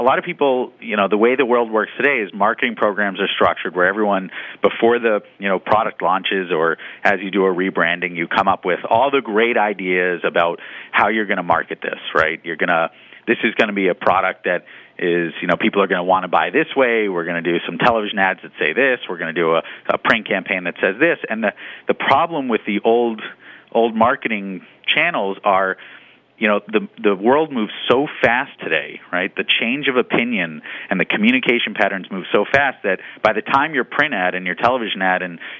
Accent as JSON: {"language": "English", "town": "Boston", "region": "Massachusetts", "country": "United States", "said": "I'm from Boston"}